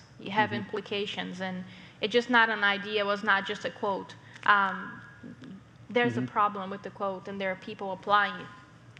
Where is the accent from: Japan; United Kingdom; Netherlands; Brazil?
Brazil; first language Portuguese; English is a second language; moved away; So I'm not from here. I'm from Brazil, so I speak Portuguese.